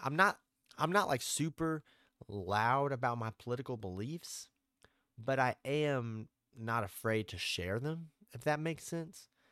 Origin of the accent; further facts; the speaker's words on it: Arkansas, United States; I'm from Arkansas